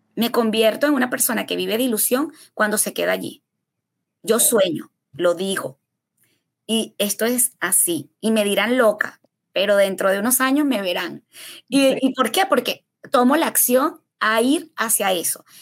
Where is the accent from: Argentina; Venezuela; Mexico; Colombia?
Venezuela; moved away as an adult; now in United States